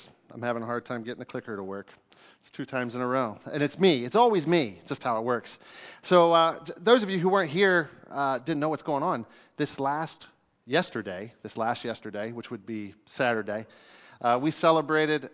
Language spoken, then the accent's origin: English; Fairfield, Pennsylvania, United States; I grew up in Fairfield, Pennsylvania